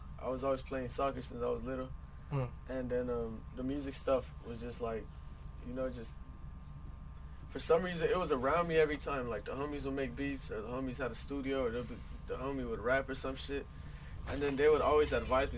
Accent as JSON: {"language": "English", "town": "Los Angeles", "region": "California", "country": "United States", "tie": "born or raised there", "said": "Born and raised in South Central LA."}